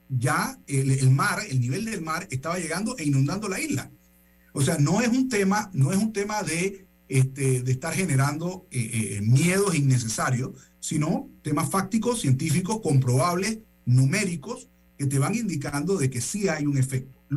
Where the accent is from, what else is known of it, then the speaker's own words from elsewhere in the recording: Panama; Entonces nosotros a preocuparnos de Panamá con respecto a esto y qué vamos a hacer nosotros como panameños